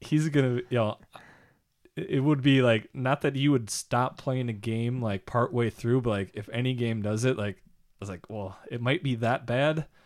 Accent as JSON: {"language": "English", "country": "United States", "said": "I'm from America"}